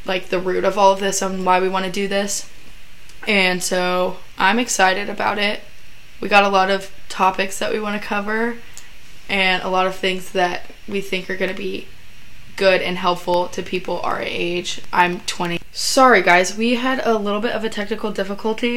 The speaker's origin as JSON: {"language": "English", "town": "Kennesaw", "region": "Georgia", "country": "United States", "said": "I'm from Atlanta, Georgia, Kennesaw, Georgia, basically"}